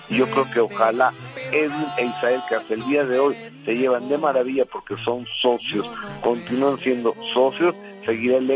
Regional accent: Mexico; ya sabes cómo somos los mexicanos de tercos

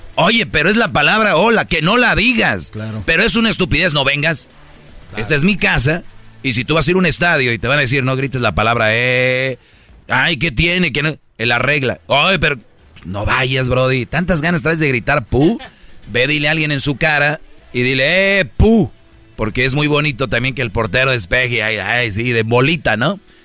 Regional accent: Monterrey, Nuevo León, Mexico; Yo soy de Monterrey

